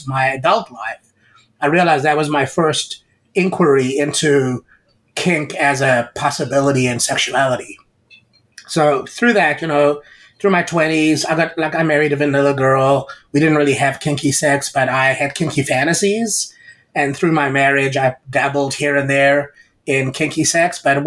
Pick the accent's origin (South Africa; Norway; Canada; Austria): South Africa; moved away; I grew up in South Africa in a government school where there was corporal punishment